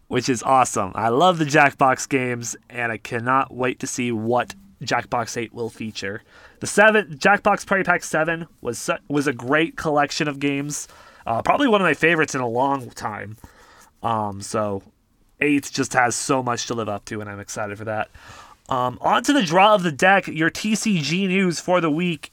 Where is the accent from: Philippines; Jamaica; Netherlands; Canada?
Canada